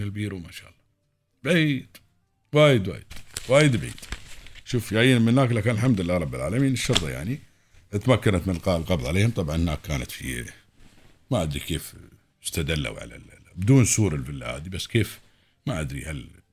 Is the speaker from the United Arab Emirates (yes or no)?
yes; United Arab Emirates; هنا عندنا في الإمارات